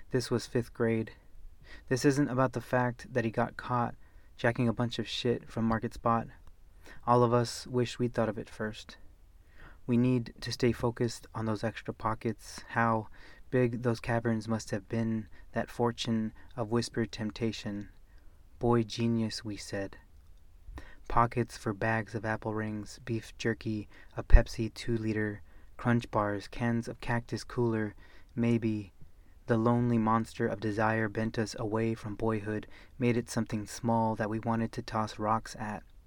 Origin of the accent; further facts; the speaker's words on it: West Coast, United States; growing up on the West Coast